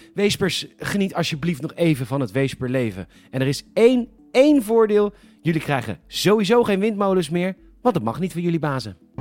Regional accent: Netherlands; We zijn als Nederlanders zo trots op onze service

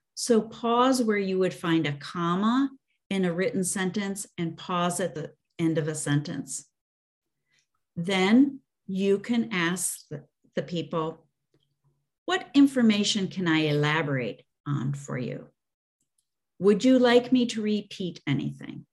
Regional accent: Chicago, Illinois, United States; I grew up in the Chicago area

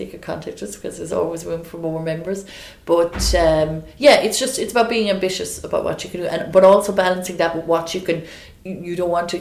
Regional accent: County Waterford, Munster, Ireland; moved away as an adult; also born or lived in Galway / Dublin; now in Limerick, Ireland; I'm from County Waterford, quite rural area

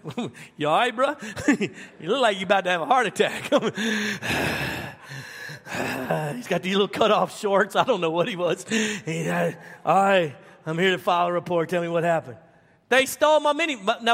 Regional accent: Baton Rouge, Louisiana, United States; also born or lived in Dallas; now in Arlington, United States; So I moved from Louisiana to Dallas almost 20 years ago, and to Arlington, Texas. And we came from Baton Rouge, Louisiana, which was the third most violent city per capita in the United States.

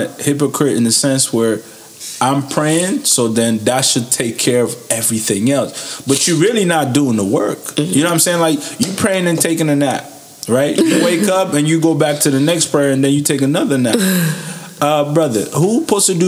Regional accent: United States; also born or lived in Niger; I grew up in America

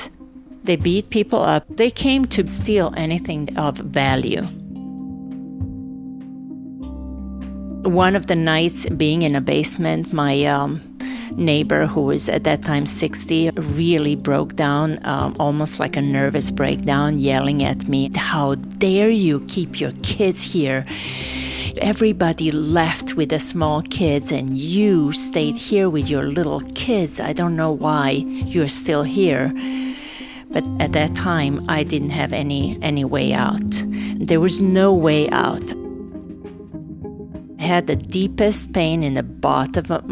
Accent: Novi Sad, Vojvodina, Serbia; moved away as an adult; also born or lived in Sarajevo, Bosnia and Herzegovina; going to my hometown

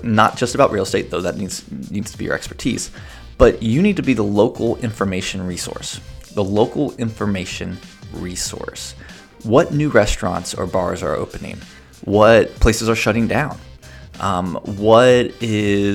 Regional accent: United States; moved away; also born or lived in Chicago, Illinois; I grew up near Cincinnati

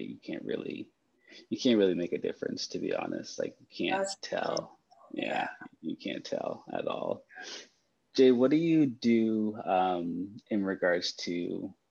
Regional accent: Canada; I'm Canadian

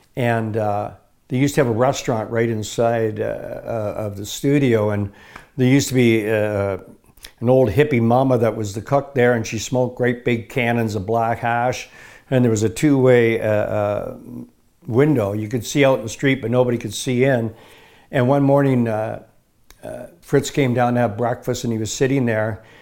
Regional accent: Bristol, Ontario, Canada; also born or lived in Kitchener, Ontario; I was born in Ketcher, Ontario. I moved at a very early age up to, uh, Bristol, Ontario.

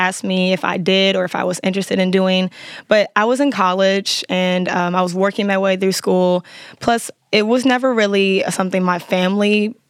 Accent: Chicago, Illinois, United States; moved away as an adult; now in Houston, United States; I am from Chicago, like I just said. I moved to Houston about a year and a half ago

